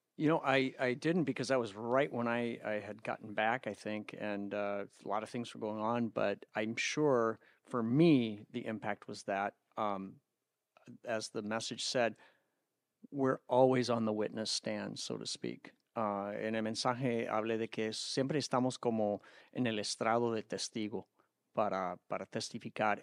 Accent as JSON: {"language": "English", "country": "United States", "said": "as an American, a North American from the United States"}